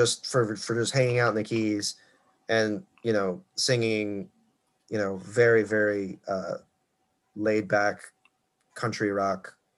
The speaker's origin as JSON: {"language": "English", "region": "Florida", "country": "United States", "tie": "born or raised there", "said": "So my home state."}